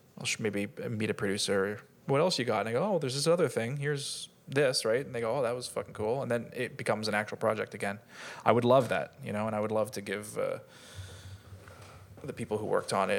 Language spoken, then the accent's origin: English; Canada; And I'm Canadian too, but I just really heard it.